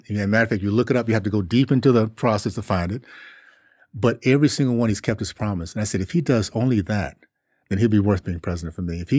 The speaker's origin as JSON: {"language": "English", "town": "Columbus", "region": "Ohio", "country": "United States", "tie": "born there", "said": "I was born in Columbus because he was getting his PhD at Ohio State."}